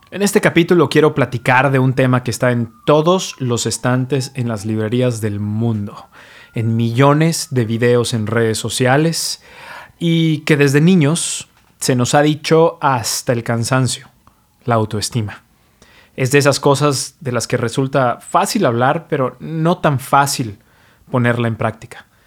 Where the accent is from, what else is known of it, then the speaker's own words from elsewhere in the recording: Mexico; now in New York, United States; soy mexicano, pero vivo y practico medicina en New York